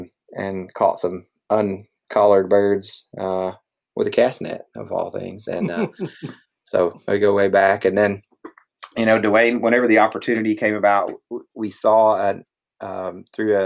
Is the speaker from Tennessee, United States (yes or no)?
yes; Pulaski, Tennessee, United States; moved to my hometown, Pulaski, Tennessee